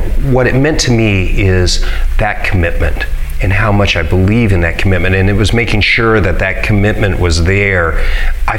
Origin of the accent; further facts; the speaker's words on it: Hays, Kansas, United States; I grew up in Hayes, and I went to John F. Kennedy Middle School and Thomas More Prep for high school